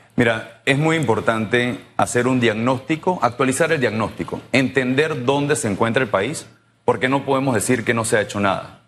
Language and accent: Spanish; Panama; los panameños, todos nosotros